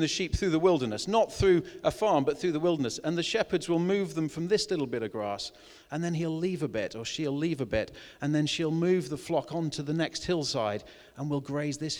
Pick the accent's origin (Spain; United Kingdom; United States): United Kingdom; Wales; I was brought up in Wales, spent a lot of time in mid Wales, walking the Breckens and things like that.